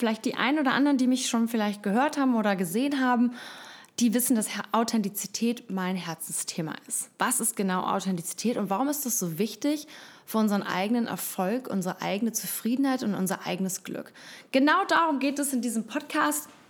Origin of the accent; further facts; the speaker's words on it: Costa Rica; also born or lived in Hamburg, Germany / London; ich komme ursprünglich aus Hamburg, ähm, habe viele Jahre im Ausland gelebt, bin in Costa Rica aufgewachsen, habe dann in London studiert, Medienwissenschaften